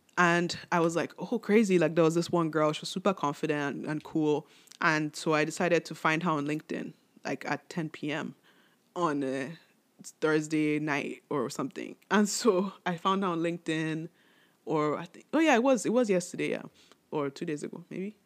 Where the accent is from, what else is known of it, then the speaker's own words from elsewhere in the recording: Nigeria; I'm Nigerian